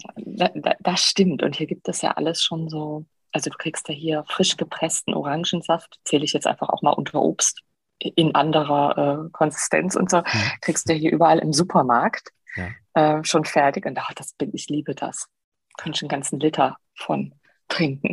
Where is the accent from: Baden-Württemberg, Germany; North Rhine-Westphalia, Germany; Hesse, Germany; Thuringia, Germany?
North Rhine-Westphalia, Germany; Heinsberg; also born or lived in Aachen; Ich bin groß geworden bei Heinsberg